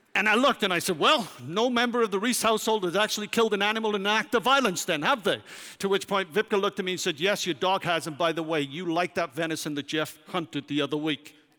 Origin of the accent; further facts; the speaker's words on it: Wales, United Kingdom; moved away as an adult; now in United States; as a Welshman